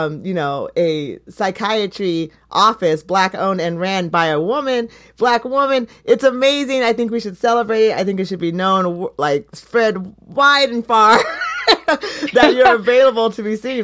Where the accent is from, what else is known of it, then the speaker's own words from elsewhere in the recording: Eugene, Oregon, United States; growing up in Eugene